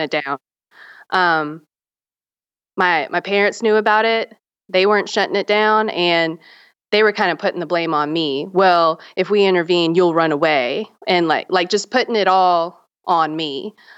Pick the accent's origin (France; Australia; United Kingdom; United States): United States; Charleston, South Carolina; also born or lived in Myrtle Beach, South Carolina; I grew up in the South. I grew up in Charleston, South Carolina, and Myrtle Beach, South Carolina.